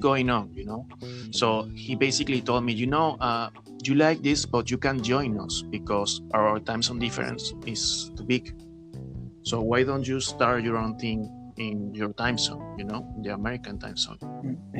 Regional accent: Venezuela; English is a second language; moved away as an adult; now in Peru; I'm from Venezuela, actually. I'm living in Peru since almost a couple of years now.

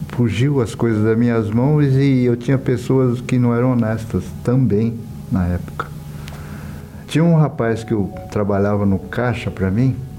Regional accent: São Paulo, Brazil; vim da cidade do interior do estado de São Paulo, sou descendente japonesa e vim para São Paulo menino ainda

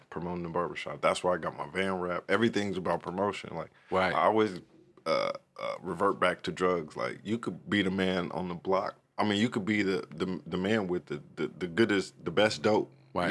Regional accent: Oceanside, California, United States; also born or lived in East St. Louis, Illinois; raised in Oceanside

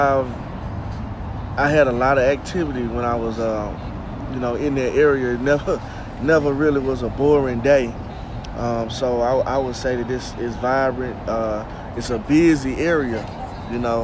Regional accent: Bolivar, Tennessee, United States; moved away as an adult; now in Memphis, United States; I'm originally from Bolivar, Tennessee.

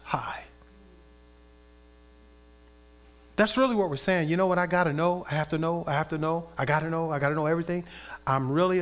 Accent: Compton, California, United States; as a kid, I grew up in Southern California, in Compton

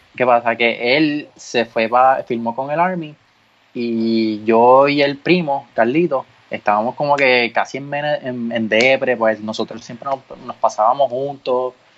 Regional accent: Ponce, Puerto Rico; yo soy de Ponce

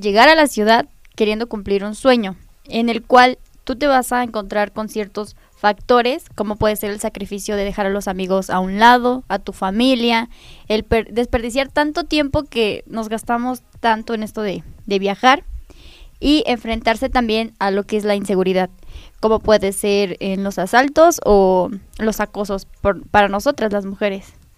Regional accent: Nopalucan, Puebla, Mexico; Soy del municipio de Nopalucan

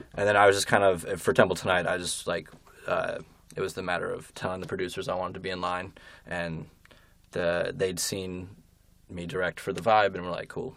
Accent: Berkeley Heights, New Jersey, United States; I'm from Berkeley Heights, New Jersey

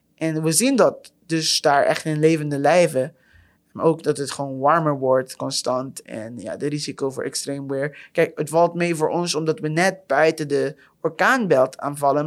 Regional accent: Curaçao; now in Netherlands; ik kom zelf uit Curaçao

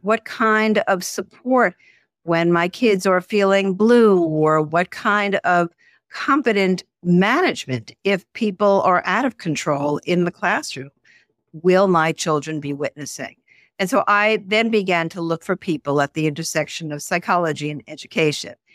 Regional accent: Garden City, New York, United States; I grew up outside of New York City in a, a suburb called Garden City

